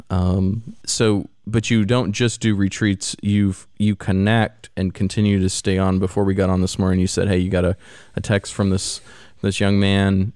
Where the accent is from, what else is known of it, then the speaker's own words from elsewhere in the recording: Missouri, United States; now in Florida, United States; I grew up in the Midwest, Missouri